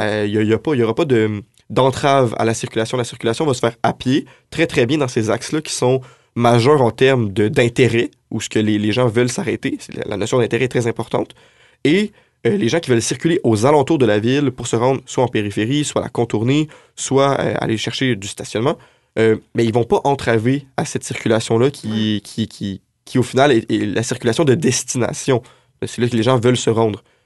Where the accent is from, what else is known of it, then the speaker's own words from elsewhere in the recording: Montreal region, North Shore, Quebec, Canada; moved away as an adult; now in Quebec City, Canada; je, viens de la région de Montréal, de la Rive-Nord